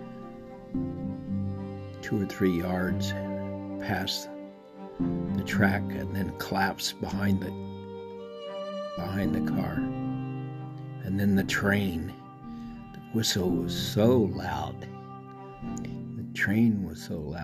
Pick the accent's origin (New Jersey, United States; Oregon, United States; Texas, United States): Texas, United States; El Paso; moved away; I call myself the ancient Texan on this podcast, because I came from Texas, El Paso, to be exact, a little bit north of the Rio Grande